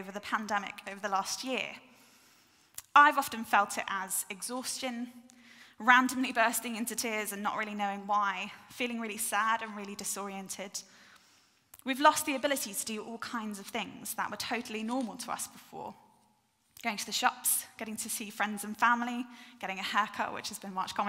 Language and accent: English; North Devon, South West England, United Kingdom; I grew up in North Devon